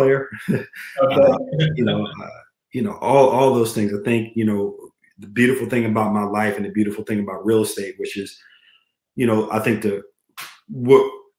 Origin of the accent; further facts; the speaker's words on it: Charlottesville, Virginia, United States; I grew up in Charlottesville, Virginia. Weezer County, to be exact, which is just outside of Charlottesville